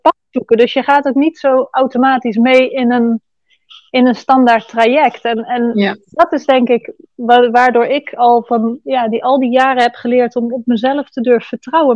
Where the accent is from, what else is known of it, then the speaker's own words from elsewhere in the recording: Netherlands; moved away as an adult; now in Bali, Indonesia; geboren in Nederland